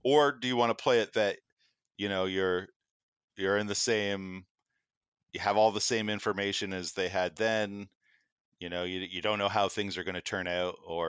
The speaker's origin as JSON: {"language": "English", "town": "Halifax", "region": "Nova Scotia", "country": "Canada", "tie": "born there", "said": "Similarly, I was actually born in Halifax, but I wouldn't say I'm from Halifax."}